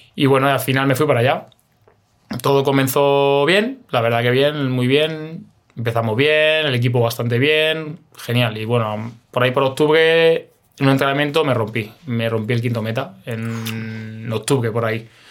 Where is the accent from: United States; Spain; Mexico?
Spain; Alcalá de Henares, Community of Madrid; moved away as an adult; also born or lived in Romania / Moldova / Israel / India; yo soy de Alcalá de Henares